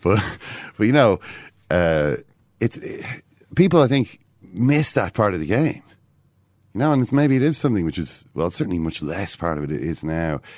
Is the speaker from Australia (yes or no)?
no; Ireland; I'm, I'm an Irish man